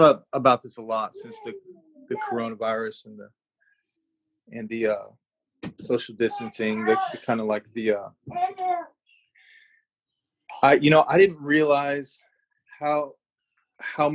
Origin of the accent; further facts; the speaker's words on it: United States; moved away as an adult; also born or lived in Thailand; living in Thailand as an American